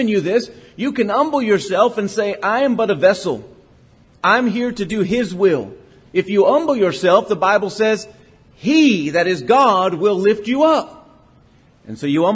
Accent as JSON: {"language": "English", "town": "Port Lavaca", "region": "Texas", "country": "United States", "tie": "born or raised there", "said": "I grew up in Port Lavaca, Texas, and everybody goes fishing"}